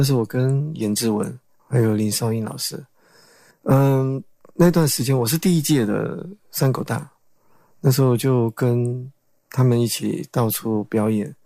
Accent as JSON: {"language": "Chinese", "country": "Paraguay", "tie": "born or raised there", "moved": "yes", "lives_now": "Taiwan", "said": "九岁去了那边"}